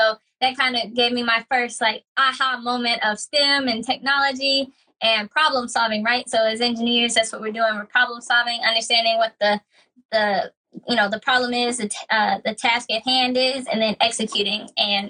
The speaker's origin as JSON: {"language": "English", "town": "Pell City", "region": "Alabama", "country": "United States", "also_born_or_lived": "Huntsville, Alabama", "said": "I'm from Pell City, Alabama. Not many folks might know what that is. It's near Birmingham, Alabama."}